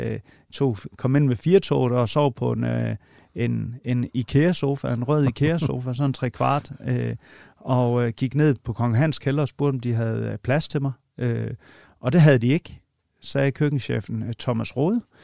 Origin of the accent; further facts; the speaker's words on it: Vojens, Southern Denmark, Denmark; Vojens, hvor jeg kommer fra